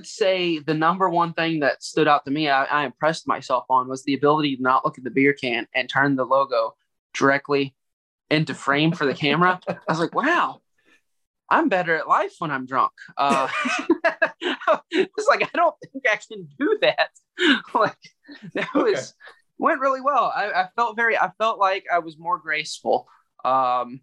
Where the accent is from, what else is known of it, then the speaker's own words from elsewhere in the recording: Louisville, Kentucky, United States; I grew up in the South End of Louisville.